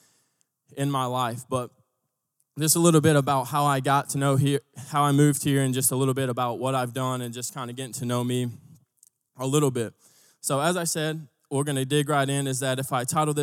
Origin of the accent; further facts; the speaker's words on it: Texas, United States; moved away as an adult; also born or lived in Tulsa, Oklahoma; I'm originally from Texas.